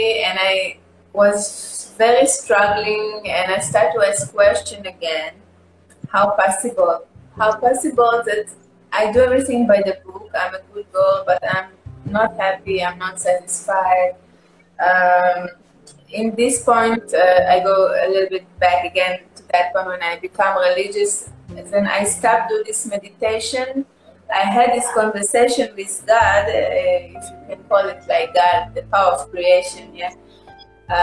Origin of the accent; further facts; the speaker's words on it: Israel; English is a second language; I'm Jewish, like I grew up and I'm from Israel